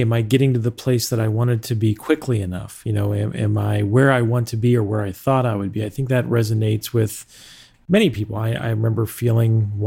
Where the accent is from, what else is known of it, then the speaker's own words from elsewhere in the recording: Pittsburgh, Pennsylvania, United States; I grew up in Pittsburgh, actually, and lived there for most of my life